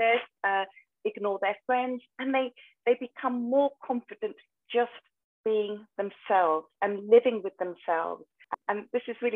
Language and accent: English; United Kingdom; I'm a British Asian and my parents wanted me to be the stereotypical doctor